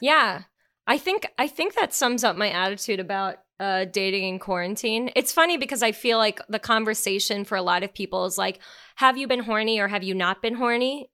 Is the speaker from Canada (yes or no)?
yes; Canada; being Canadian